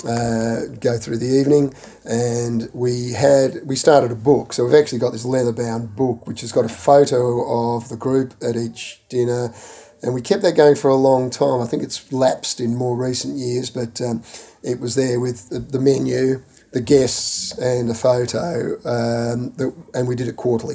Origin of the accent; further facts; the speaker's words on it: Kilsyth, Victoria, Australia; also born or lived in England / Toorak / Hampton; I grew up on uh, in Kilsyth, uh, in an area in Kilsyth which was 10 acres upwards